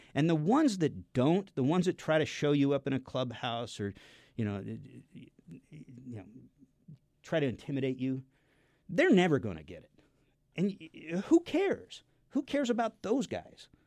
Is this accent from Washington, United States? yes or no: yes; Seattle, Washington, United States; I grew up in the Seattle area.